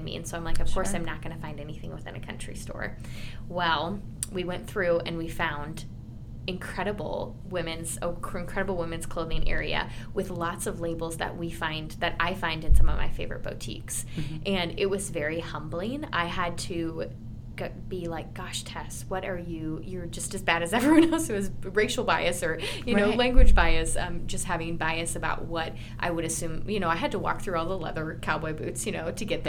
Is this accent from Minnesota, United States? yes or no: yes; Owatonna, Minnesota, United States; now in Nebraska, United States; my hometown, I'm from Minnesota originally